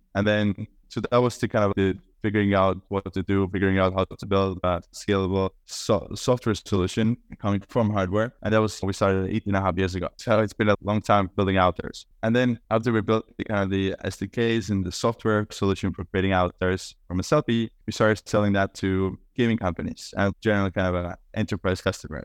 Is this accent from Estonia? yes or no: yes; Estonia; moved away as an adult; now in New York, United States; I'm Estonian, I grew up in Estonia, I'm currently in Estonia as well, I'm based in New York